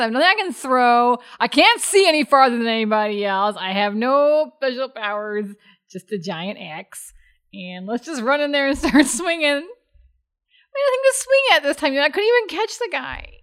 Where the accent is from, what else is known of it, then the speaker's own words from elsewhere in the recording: Chicago area, Midwest, Illinois, United States; accent: Midwest; I was raised in the Midwest by a Texan dad, so he has quite a pronounced Texas drawl. Then I have a Midwest accent thrown in there, and I, and it was the Chicago area